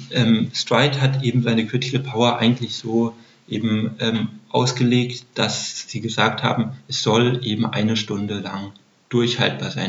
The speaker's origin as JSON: {"language": "German", "town": "Heidelberg", "region": "Baden-Württemberg", "country": "Germany", "tie": "born or raised there", "said": "Ich bin in Heidelberg aufgewachsen."}